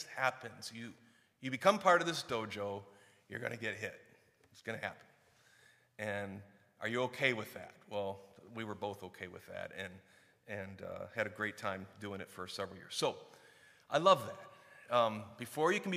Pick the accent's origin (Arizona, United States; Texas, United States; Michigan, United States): Michigan, United States; Warren, Clarkston; We moved from Warren, Michigan to Clarkston, Michigan